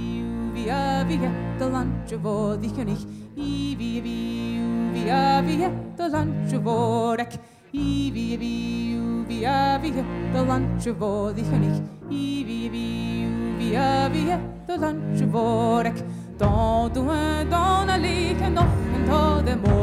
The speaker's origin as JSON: {"language": "English", "region": "North Carolina", "country": "United States", "said": "my state, North Carolina"}